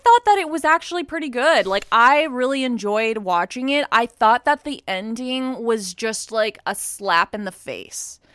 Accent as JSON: {"language": "English", "region": "Texas", "country": "United States", "tie": "born or raised there", "said": "growing up in Texas"}